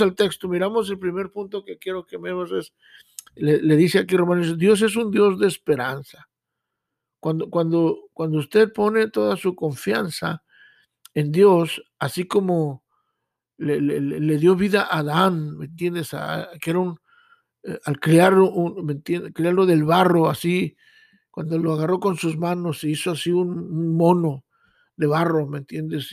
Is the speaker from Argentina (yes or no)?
no; Mexico; now in United States; yo vengo de México, yo vengo con un sueño